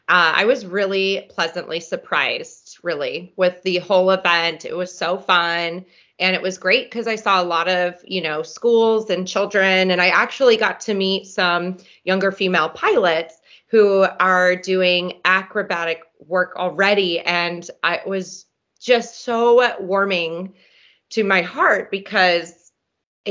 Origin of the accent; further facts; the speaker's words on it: Reno, Nevada, United States; we always grew up around airplanes out at the Stead Airport